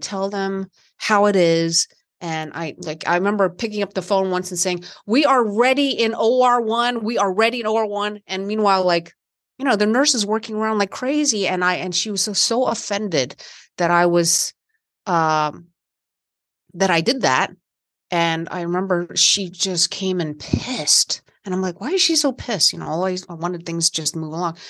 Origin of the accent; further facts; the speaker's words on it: West Virginia, United States; I grew up in West Virginia in the country